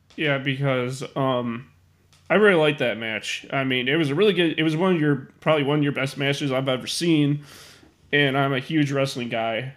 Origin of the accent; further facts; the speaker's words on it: Chicago, Illinois, United States; my hometown of Chicago, Illinois